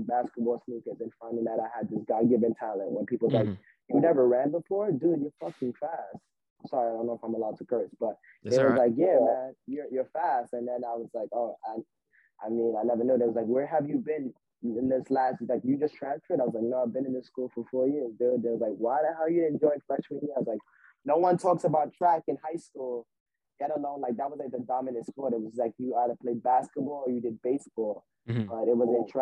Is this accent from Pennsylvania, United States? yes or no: no; New York City, New York, United States; Born and raised in Brooklyn, New York